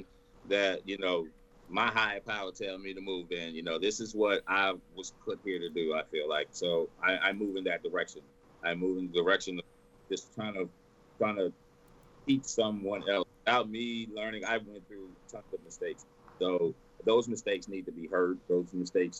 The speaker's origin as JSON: {"language": "English", "region": "Texas", "country": "United States", "tie": "born or raised there", "said": "I'm born and raised in Texas. Born and raised"}